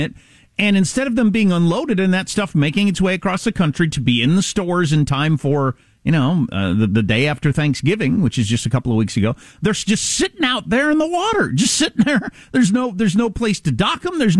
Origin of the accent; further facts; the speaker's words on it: United States; I'm as an American